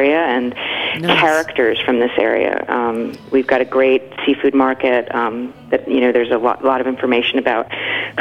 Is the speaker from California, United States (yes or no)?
no; New Jersey, United States; moved away as an adult; I grew up in New Jersey